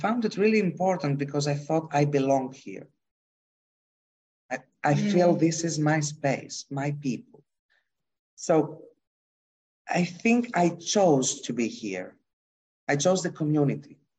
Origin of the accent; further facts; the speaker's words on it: Greece; English is a second language; I come from Greece